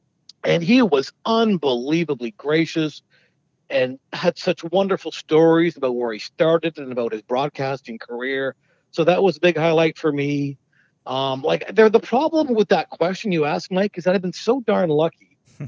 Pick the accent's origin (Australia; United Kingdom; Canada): United Kingdom; London; I was born in London, grew up in London.